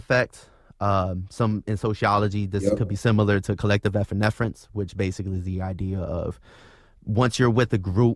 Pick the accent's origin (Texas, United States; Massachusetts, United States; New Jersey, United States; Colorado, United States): Texas, United States; Austin; being in Texas, growing up in Austin